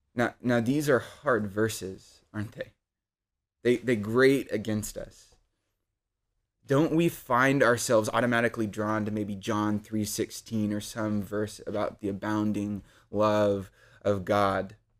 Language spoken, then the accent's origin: English; Odessa, Texas, United States; I grew up in Odessa, Texas